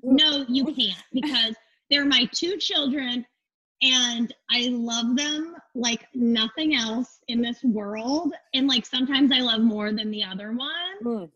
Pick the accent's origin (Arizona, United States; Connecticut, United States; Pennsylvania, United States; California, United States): Arizona, United States; Phoenix; I'm from Phoenix, Arizona. I uh, was like, you know, middle class kid growing up.